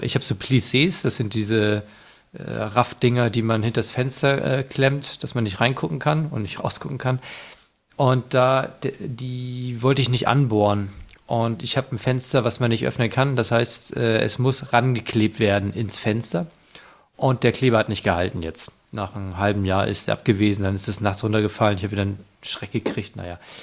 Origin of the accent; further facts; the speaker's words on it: Northern Germany, Germany; Ich als Norddeutscher